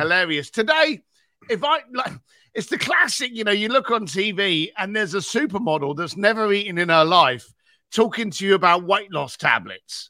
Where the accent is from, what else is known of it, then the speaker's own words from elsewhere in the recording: London, United Kingdom; I was a bricklayer from East London